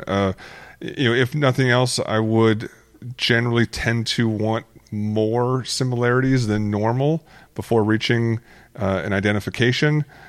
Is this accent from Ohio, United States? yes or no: no; Arizona, United States; growing up in Arizona